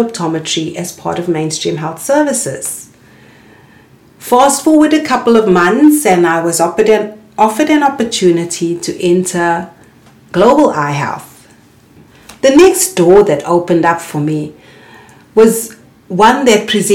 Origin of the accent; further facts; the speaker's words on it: South Africa; also born or lived in Cape Town; a South African trained optometrist